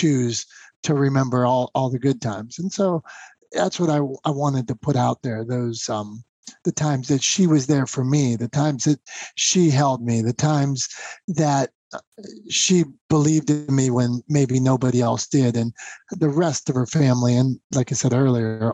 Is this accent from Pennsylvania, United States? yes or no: yes; Pennsylvania, United States; I'm from Pennsylvania